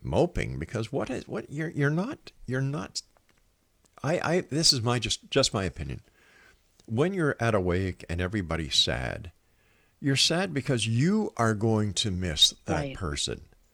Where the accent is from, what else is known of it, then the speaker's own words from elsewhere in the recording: Montreal, Quebec, Canada; now in Hamilton, Canada; I moved to Ontario from Montreal, where I'm originally from